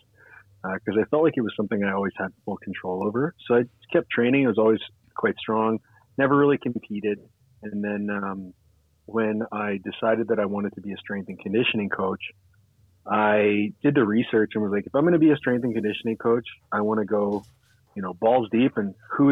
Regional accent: Ottawa, Ontario, Canada; I went to university here in Canada, my hometown in Ottawa, at the University of Ottawa.

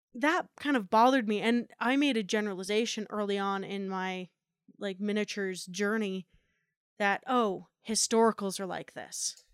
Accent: New Jersey, United States; moved away; growing up in New Jersey

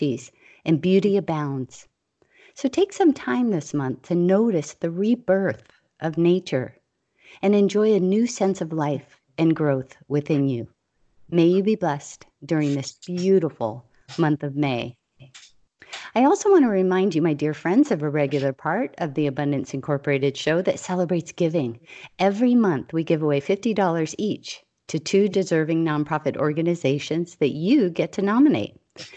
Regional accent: Hawaii, United States; I was a kid growing up in Hawaii

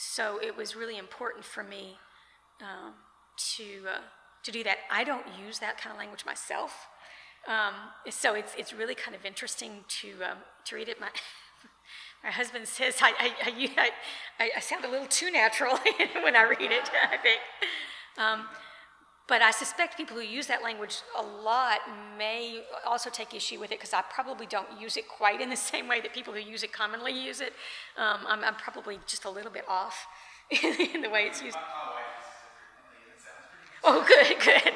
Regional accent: Lexington, United States; I grew up in Lexington

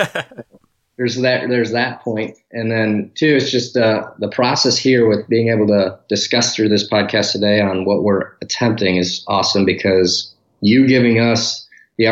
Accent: Detroit, Michigan, United States; moved away as an adult; now in Dallas, United States; I was born and raised in Detroit until we moved to the suburbs, which most people do. So I spent my entire youth life up to 18, 19 years old in Michigan

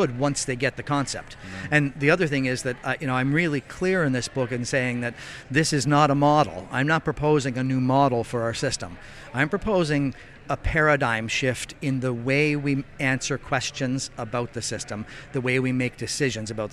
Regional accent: Nova Scotia, Canada; I come from Nova Scotia.

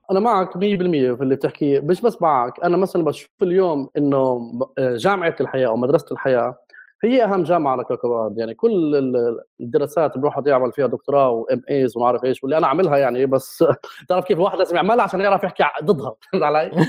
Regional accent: Jerusalem, Palestine; moved away as an adult; also born or lived in London / Berlin; انا ابن القدس مع اني ابن البلد القديمه

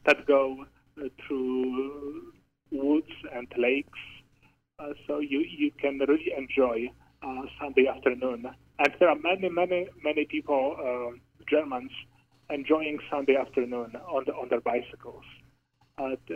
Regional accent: southwest Poland, Poland; moved away as an adult; Growing up in Poland, Poland is a very, very Catholic country

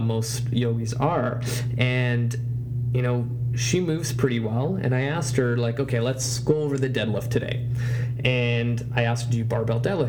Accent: Vancouver, British Columbia, Canada; I tell them I'm from Canada and I'll even say Vancouver

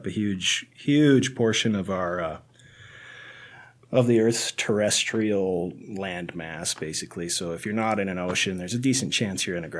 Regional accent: Pelican Rapids, Minnesota, United States; moved away as an adult; also born or lived in Jamestown, North Dakota / Fargo, North Dakota; now in Chadron, United States; I grew up in Pelican Rapids, Minnesota, a small town in western Minnesota

